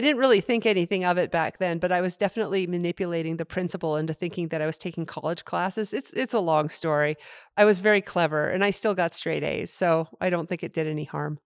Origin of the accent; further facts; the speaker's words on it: Henniker, New Hampshire, United States; moved away; I grew up in New Hampshire in a small town named Henniker, New Hampshire